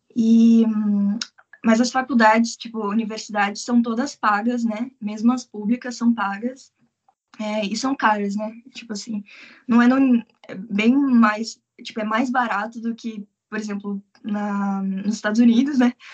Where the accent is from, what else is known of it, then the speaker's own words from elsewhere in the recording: Curitiba, Paraná, Brazil; moved away as an adult; now in Tokyo, Japan; eu sou de Curitiba